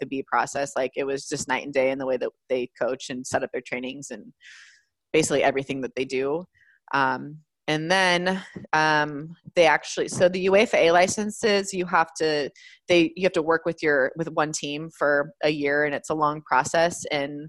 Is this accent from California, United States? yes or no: yes; California, United States; I'm from California. I'm American